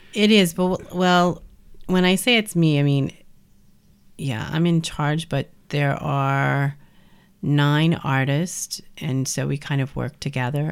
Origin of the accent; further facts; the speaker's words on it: New Orleans, Louisiana, United States; also born or lived in Brooklyn; now in Cold Spring, United States; growing up in New Orleans